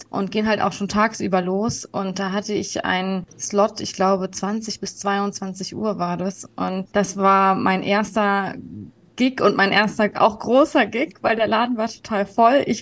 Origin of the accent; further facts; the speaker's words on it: Berlin, Germany; Genau, ich bin in Berlin geboren und aufgewachsen und ähm, meine Mutter kommt auch aus Berlin, also